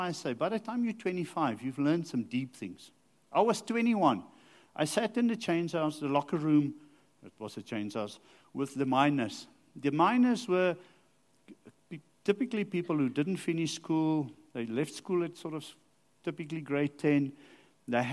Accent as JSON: {"language": "English", "town": "Rustenburg", "region": "North West", "country": "South Africa", "tie": "born or raised there", "said": "I grew up in Rustenburg"}